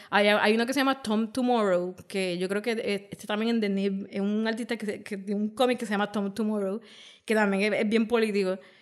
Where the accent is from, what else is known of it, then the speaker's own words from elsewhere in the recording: Puerto Rico; nosotros como puertorriqueños